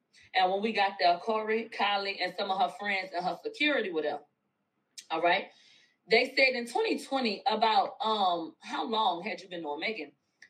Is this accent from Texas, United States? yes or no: yes; Houston, Texas, United States; I'm from Houston, Moniz.